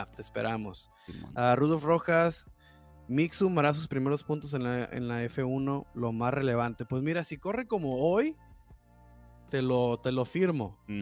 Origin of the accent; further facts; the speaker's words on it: Tijuana, Baja California, Mexico; como somos de Tijuana